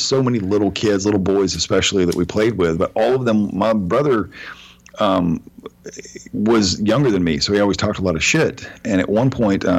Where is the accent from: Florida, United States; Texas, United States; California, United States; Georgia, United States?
Georgia, United States; Cobb County, Villa Rica; I was in eighth grade when I moved to, or when I moved from Villarica back to Cobb County